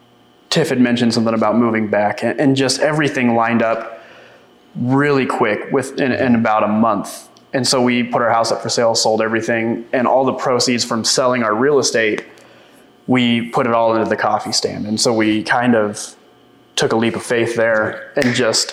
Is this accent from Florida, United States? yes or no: no; Vice, Oklahoma, United States; moved away as an adult; also born or lived in Olympia, Washington; I grew up here in Vice. I moved to Olympia, Washington in 2015